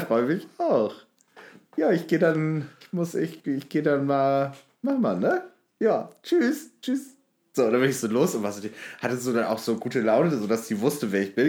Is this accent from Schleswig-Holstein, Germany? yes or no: no; North Hesse, Germany; moved away as an adult; Nordhessen, äh, wo ich gewohnt habe, ich in, in, verschiedenen Orten und auch äh, nach der Schule umgezogen